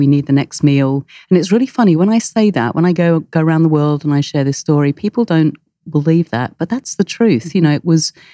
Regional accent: United Kingdom; I'm British.

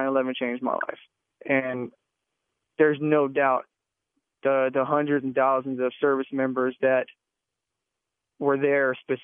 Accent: Texas, United States; I'm from Texas

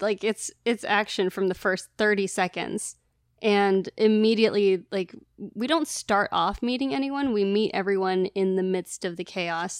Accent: Northern California, United States; I grew up in Northern California

